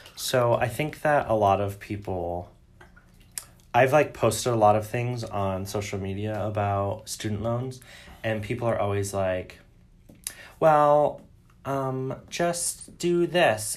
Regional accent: Detroit, Michigan, United States; I grew up in Metro Detroit

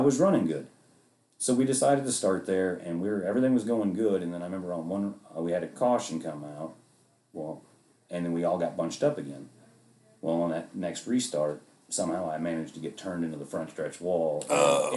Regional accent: Arkansas, United States; growing up in Arkansas

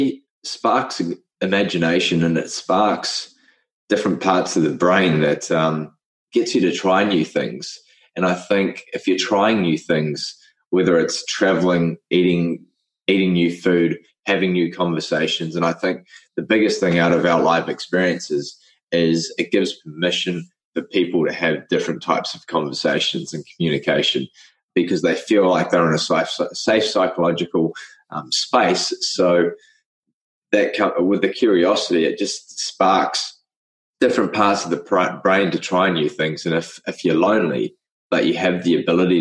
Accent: Cook Islands; I grew up in the Cook Islands, which is a little island in the middle of the Pacific. And I was the only white boy in the cultural group

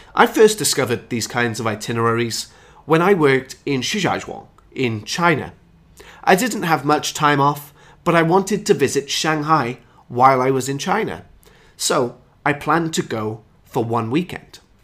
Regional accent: United Kingdom; my hometown is just two hours away from Stratford upon Avon, which is Shakespeare's hometown. I'm an hour from Stonehenge, I'm an hour from the annual cheese chase, I'm an hour from the Roman baths

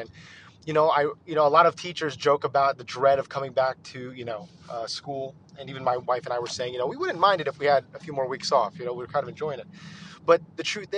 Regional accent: Northeast, United States; also born or lived in New York/New Jersey area; now in Texas, United States; it's actually winter here in Texas, and I grew up in the Northeast

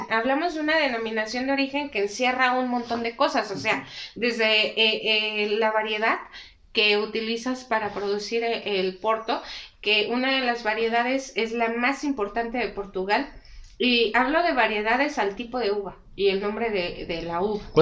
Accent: Tequisquiapan, Querétaro, Mexico; Sí, yo soy oriunda de, de Tequisquiapan, Hacienda Grande.

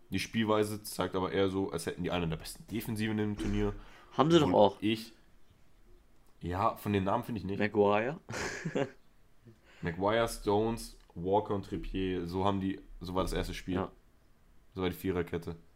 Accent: Spain; Ich bin Spanier, ich bin für Spanien.

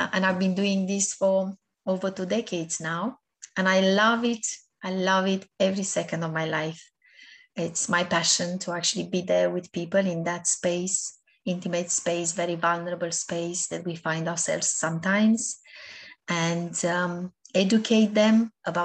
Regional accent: Romania; moved away; I was born back home in Romania. I was brought up in my first years of life by my grandparents

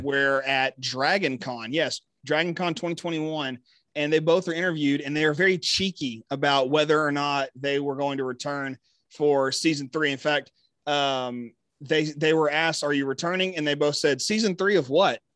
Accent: Texas, United States; my home state

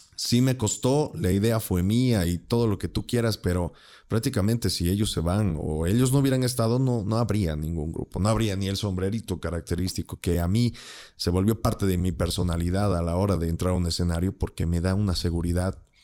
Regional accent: Bolivia; somos bolivianos

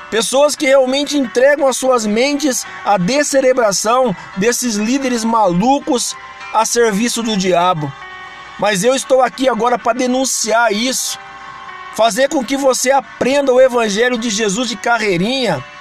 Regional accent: Brazil; porque sou brasileiro, tenho que falar do meu Brasil.

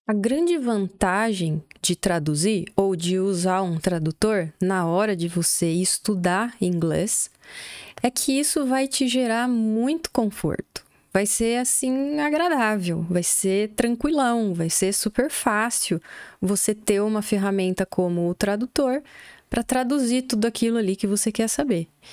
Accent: Brazil; first language Portuguese; Já morando do Brasil, nós somos brasileiros

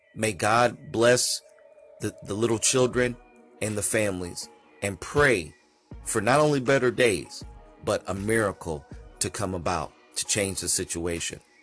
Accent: United States; I myself, as an American, comes from a country who is racist

